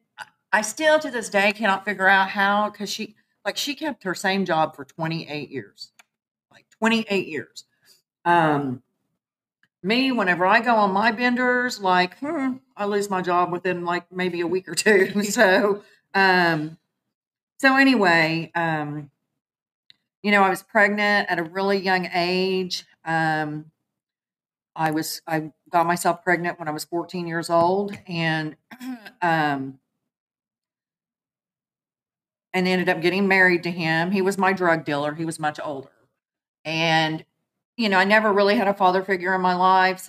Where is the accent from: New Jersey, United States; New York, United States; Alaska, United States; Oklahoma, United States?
Oklahoma, United States; Muskogee; I'm originally from Muskogee, Oklahoma. I'm an Okie from Muskogee.